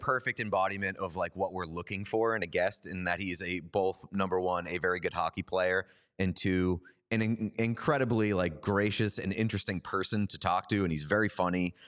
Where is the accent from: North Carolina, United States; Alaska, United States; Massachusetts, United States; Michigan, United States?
Massachusetts, United States; Boston; We're both from Boston.